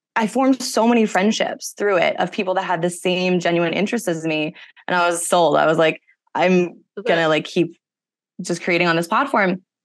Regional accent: Massachusetts, United States; moved away as an adult; also born or lived in California; I grew up in Massachusetts, came out to California for college

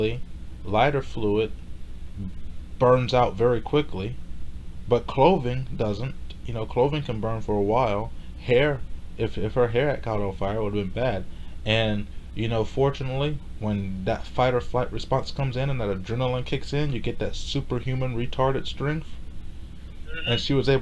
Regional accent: Houston, Texas, United States; I was born in America. I was born in Houston, Texas in 1994

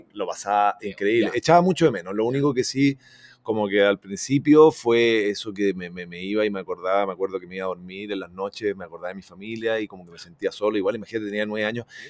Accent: Chile; me siento muy brasilero también, o sea, como soy muy chileno, pero yo todos los veranos, imagínate, me iba a Brasil

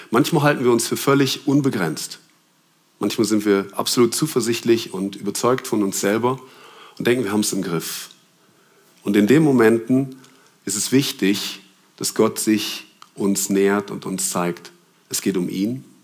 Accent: Germany; also ich bin in Deutschland aufgewachsen, sechs ist da die schlechteste Note.

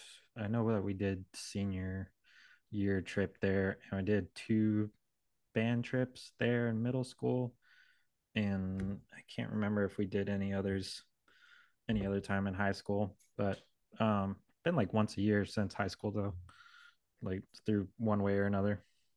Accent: Southern California, United States; I grew up in Southern California, right next to Disneyland.

